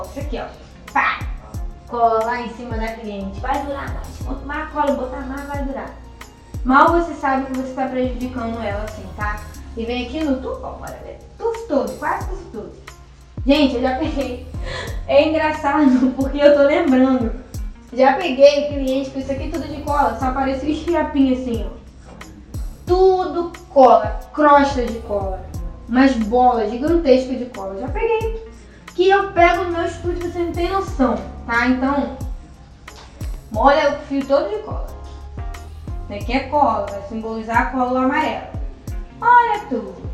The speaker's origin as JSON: {"language": "Portuguese", "region": "Rio de Janeiro", "country": "Brazil", "said": "eu sou do Rio de Janeiro, estava lá de Copacabana né?"}